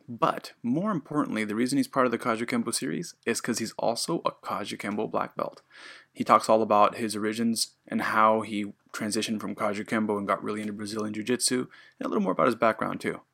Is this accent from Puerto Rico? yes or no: yes; Puerto Rico; now in Japan; I'm, I'm Puerto Rican